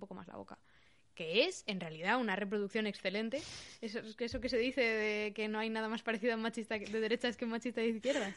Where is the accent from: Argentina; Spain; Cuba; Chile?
Spain; Pamplona, Navarre; soy de Pamplona